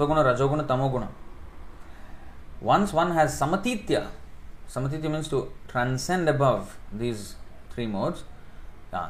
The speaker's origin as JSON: {"language": "English", "country": "India", "moved": "yes", "said": "I came from India"}